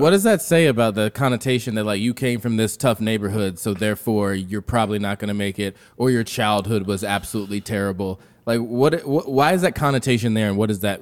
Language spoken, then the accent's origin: English; Miami, Florida, United States; I'm from Miami. I came back to Miami